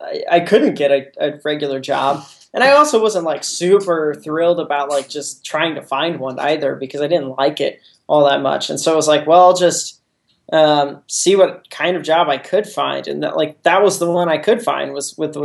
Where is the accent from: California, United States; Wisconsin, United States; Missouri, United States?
Missouri, United States; Jefferson City; also born or lived in Columbia, Missouri; I'm originally from Jeff City, Missouri, which is a conservative Midwest town. It's actually the capital of Missouri, some people don't realize. I grew up there